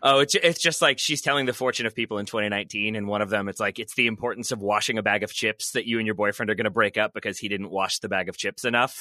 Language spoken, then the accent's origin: English; Richmond, Virginia, United States; I am from Richmond, Virginia, moved away, moved back